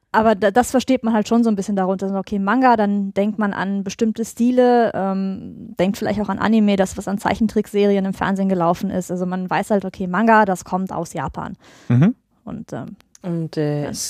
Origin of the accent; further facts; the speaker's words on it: Cologne, North Rhine-Westphalia, Germany; Ja, ähm, ich komme aus Köln und ich schreibe Comics und Romane